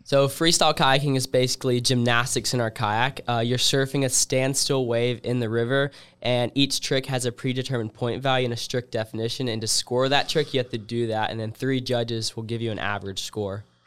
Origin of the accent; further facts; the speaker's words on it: Columbus, Georgia, United States; my hometown